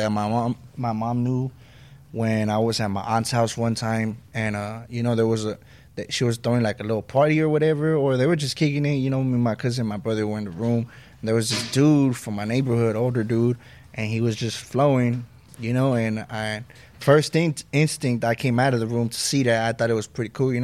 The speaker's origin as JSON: {"language": "English", "town": "Lennox", "region": "California", "country": "United States", "tie": "born or raised there", "said": "growing up in Lenox"}